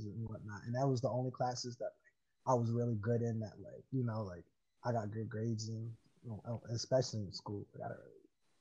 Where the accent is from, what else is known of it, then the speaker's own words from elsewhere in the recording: New York City, New York, United States; growing up in Harlem, especially having a bunch of different friends